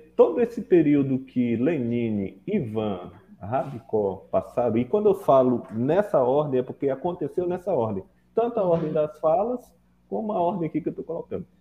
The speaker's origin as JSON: {"language": "Portuguese", "region": "Acre", "country": "Brazil", "also_born_or_lived": "Northeast Brazil", "moved": "as an adult", "lives_now": "Cruzeiro do Sul, Brazil", "said": "Eu sou acriano"}